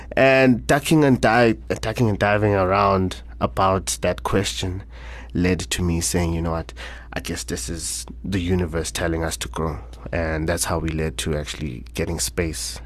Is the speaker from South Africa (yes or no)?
yes; Soweto, Gauteng, South Africa; born and raised in Soweto, Orlando West, to be specific